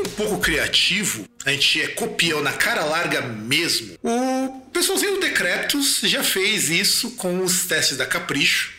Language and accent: Portuguese; South Region, Brazil; eu sou lá do Sul